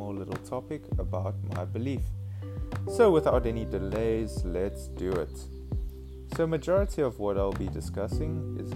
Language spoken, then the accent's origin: English; Cape Town, Western Cape, South Africa; I'm currently 22 years old and I'm from Cape Town, South Africa